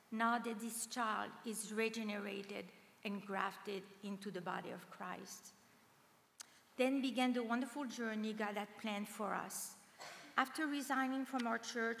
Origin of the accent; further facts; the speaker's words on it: France; very lost French young woman